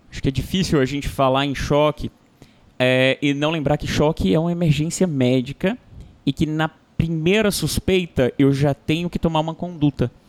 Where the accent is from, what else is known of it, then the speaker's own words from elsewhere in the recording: Fortaleza, Ceará, Brazil; Eu sou de Fortaleza, então é sala vermelha.